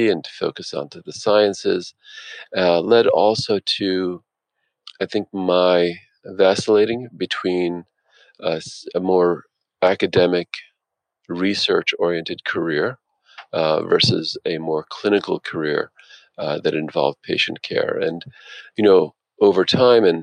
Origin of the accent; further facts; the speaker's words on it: New Jersey, United States; now in Philadelphia, United States; I grew up in North Jersey, the child of two blue-collar parents